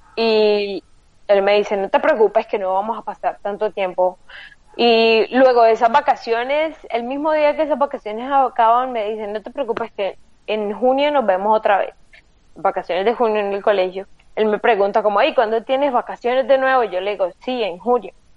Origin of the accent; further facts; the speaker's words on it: Colombia; moved away as an adult; now in Lisbon, Portugal; somos colombianos